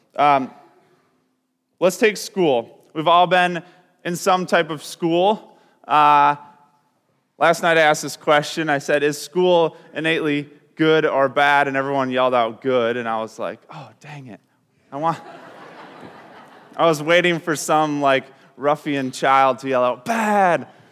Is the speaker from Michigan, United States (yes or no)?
yes; Grand Rapids, Michigan, United States; We're from Grand Rapids